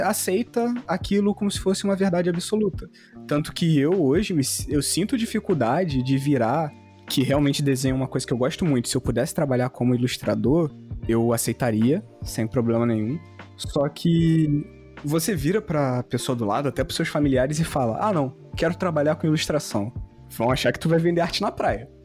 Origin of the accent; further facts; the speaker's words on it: Carioca, Rio de Janeiro, Brazil; vou falar como carioca